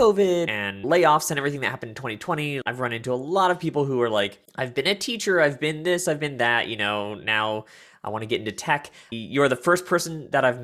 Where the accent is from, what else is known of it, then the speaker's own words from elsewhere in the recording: the Midwest of the US, United States; When I was young, I grew up in the Midwest of the US